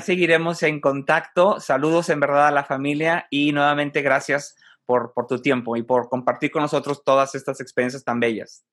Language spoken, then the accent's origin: Spanish; Mexico; Como mexicano